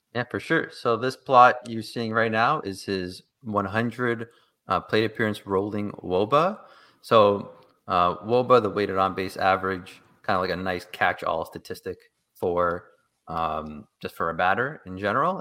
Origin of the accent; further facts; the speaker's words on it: Toronto, Ontario, Canada; I am from Toronto